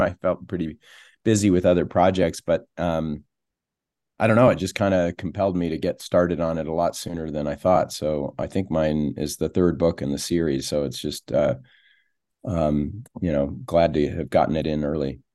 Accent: East Coast, United States; moved away as an adult; now in Utah, United States; I grew up back east

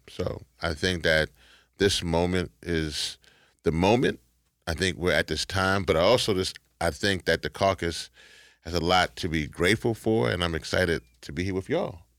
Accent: Shreveport, Louisiana, United States; I was born in Shreveport, Louisiana

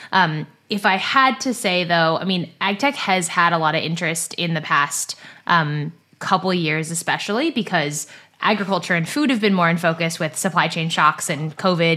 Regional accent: Silicon Valley, California, United States; moved away as an adult; also born or lived in East Coast of the US; I grew up in Silicon Valley in California, about ten minutes from where Google is based

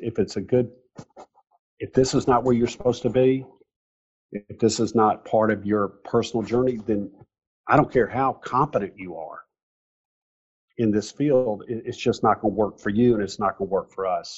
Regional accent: Mountain Brook, Alabama, United States; growing up in Mountain Brook, Alabama

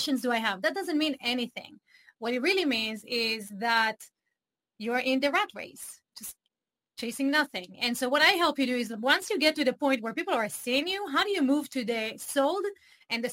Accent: Israel; English is a second language; moved away as an adult; I grew up in Israel

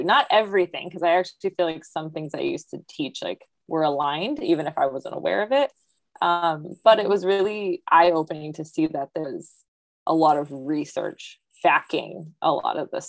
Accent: Muskegon, Michigan, United States; I got stationed in Muskegon, which is my hometown of Michigan

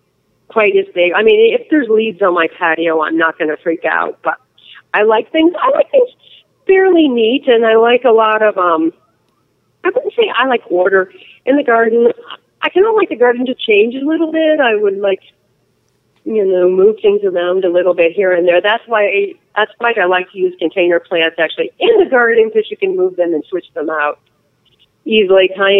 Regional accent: New England, United States; now in Arizona, United States; I grew up in New England where you didn't have to worry about water.

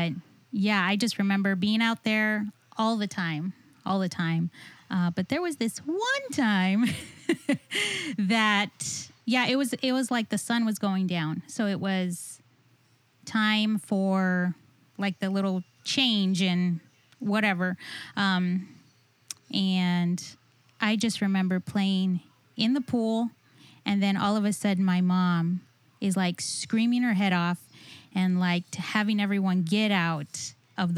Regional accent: South Texas, United States; I'm from South Texas, and I'm Ray's cousin

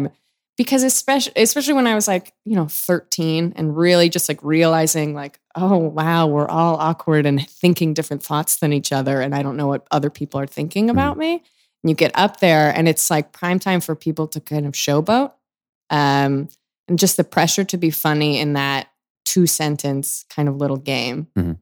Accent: Chicago, Illinois, United States; I was from Chicago, like Second City made sense, but it just like, I didn't think that was for me because I didn't like these theater games.

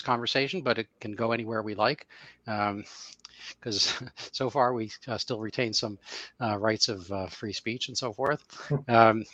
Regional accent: Northeast, United States; now in Massachusetts, United States; We are both residents of Massachusetts, neither one native per se, but from the Northeast in general

